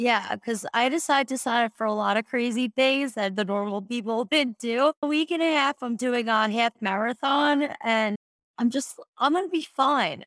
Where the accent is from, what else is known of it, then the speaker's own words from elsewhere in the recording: Long Island, New York, United States; also born or lived in South Florida; now in Colorado, United States; I'm originally from Long Island, New York